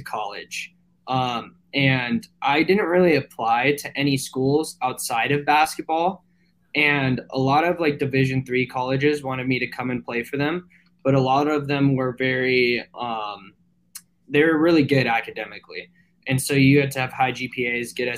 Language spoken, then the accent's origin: English; Santa Clarita, California, United States; I'm from a town outside of LA called Santa Clarita